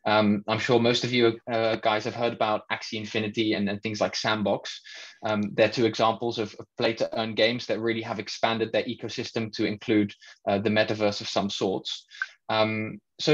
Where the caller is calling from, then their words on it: Netherlands; I'm joining in from the Netherlands